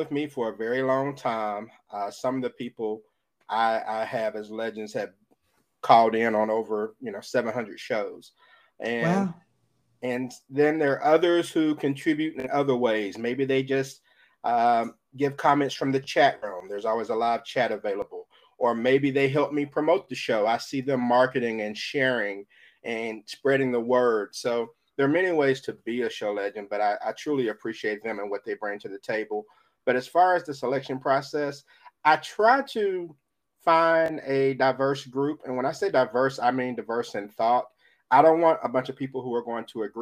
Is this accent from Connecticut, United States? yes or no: no; Jackson, Mississippi, United States; I am from Jackson, Mississippi